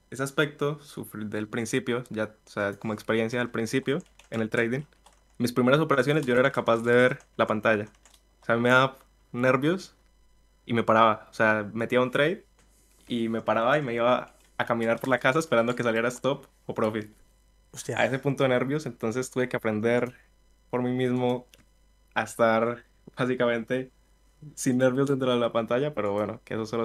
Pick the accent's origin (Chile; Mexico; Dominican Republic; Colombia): Colombia; Villavicencio, Meta; De Villavicencio.